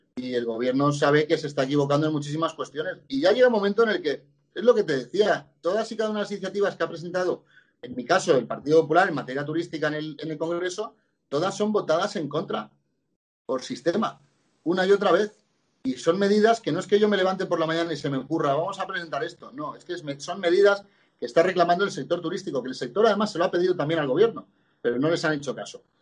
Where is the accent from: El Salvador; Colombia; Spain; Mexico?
Spain; Benidorm, Valencian Community; soy de Benidorm